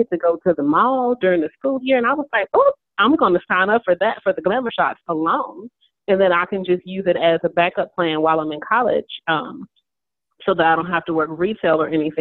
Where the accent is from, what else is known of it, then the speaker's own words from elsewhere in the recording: Dallas, Texas, United States; moved away as an adult; also born or lived in Birmingham; now in Louisville, United States; We pretty much grew up in Dallas, went to school in Dallas, but I graduated from, Cedar Hill High School